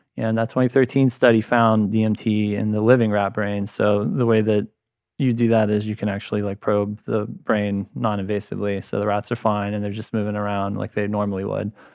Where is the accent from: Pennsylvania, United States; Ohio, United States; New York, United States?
Ohio, United States; moved away as an adult; also born or lived in Michigan; now in San Diego, United States; I'm a dude from Ohio, and then, uh, did my undergrad in chemistry there